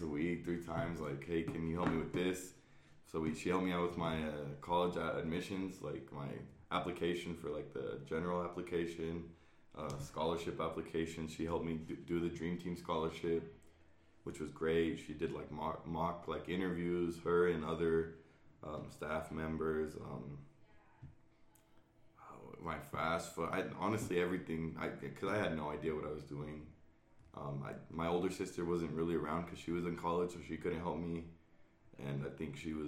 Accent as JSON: {"language": "English", "town": "Greeley", "region": "Colorado", "country": "United States", "said": "I'm from Greeley, Colorado, so it's down the street."}